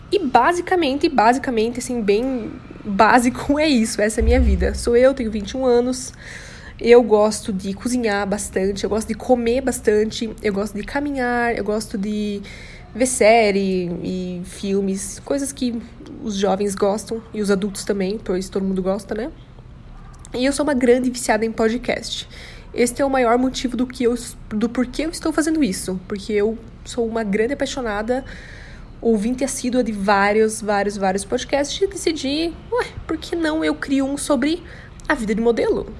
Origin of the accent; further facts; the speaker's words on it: São Bento do Sul, Santa Catarina, Brazil; also born or lived in Curitiba, Paraná; eu nasci em Curitiba, mas eu só fui lá, me pariram e eu nasci e voltei para São Bento do Sul, entendeu? Então eu sou catarinense